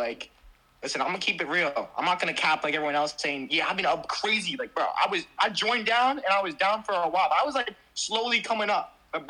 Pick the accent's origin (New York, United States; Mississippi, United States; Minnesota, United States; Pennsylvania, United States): New York, United States; I'm from New York.